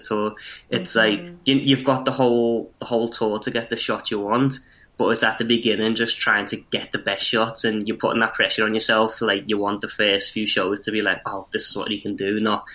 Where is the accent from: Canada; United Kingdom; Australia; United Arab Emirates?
United Kingdom; Liverpool, North West England; we're both from Liverpool